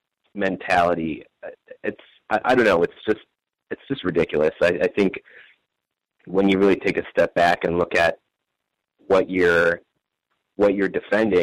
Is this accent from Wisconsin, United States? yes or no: yes; Wisconsin, United States; I'm from Wisconsin